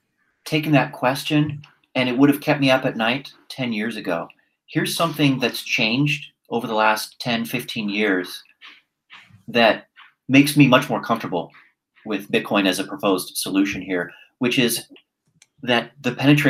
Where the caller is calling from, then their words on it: Singapore; So I'll just give you an example from my own backyard. I'm speaking here from Singapore.